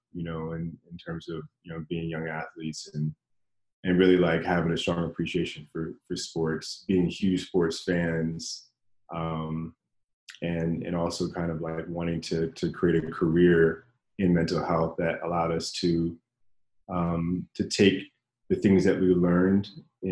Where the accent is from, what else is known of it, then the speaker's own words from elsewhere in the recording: Washington, District of Columbia, United States; moved away as an adult; now in Los Angeles, United States; I grew up in Washington, D.C., in that area